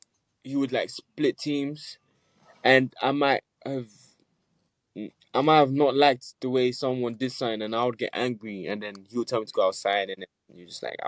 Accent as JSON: {"language": "English", "country": "Nigeria", "tie": "born or raised there", "also_born_or_lived": "United States", "said": "I was born in Nigeria, so I grew up there for a bit, and then I moved to America, then I moved back to Nigeria, then I moved here"}